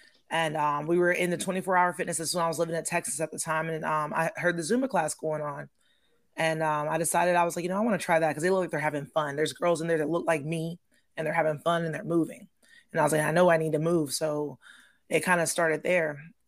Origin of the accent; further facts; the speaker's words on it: Heidelberg, Baden-Württemberg, Germany; Yeah, I'm an Army brat. I grew up in Germany.